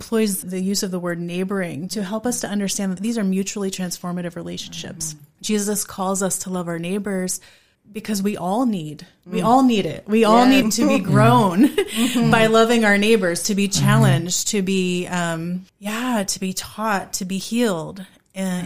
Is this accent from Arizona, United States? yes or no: no; rural Pennsylvania, United States; now in Harrisonburg, United States; I grew up in rural Pennsylvania